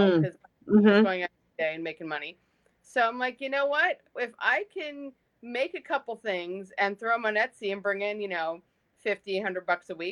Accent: New Jersey, United States; I grew up in South Jersey

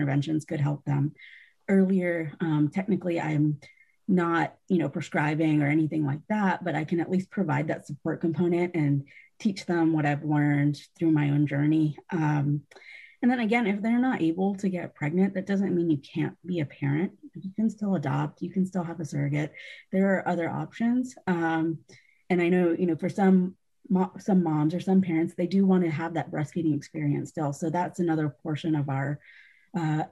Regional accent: Georgia, United States; now in South Carolina, United States; growing up in Georgia

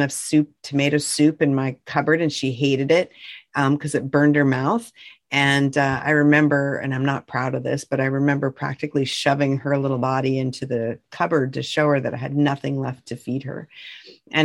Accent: North Central Montana, United States; I grew up in North Central Montana on a big ranch

